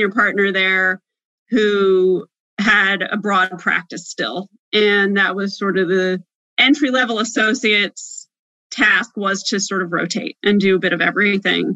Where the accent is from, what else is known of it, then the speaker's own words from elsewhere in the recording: New Jersey, United States; moved away as an adult; also born or lived in Washington, D.C.; I'm from Southern New Jersey